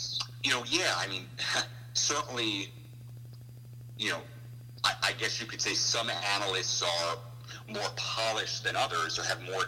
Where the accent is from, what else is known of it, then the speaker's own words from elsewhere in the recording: New York, United States; moved away as an adult; also born or lived in Chicago, Illinois; A lot of the people I grew up with here in New York, I mean, being from this area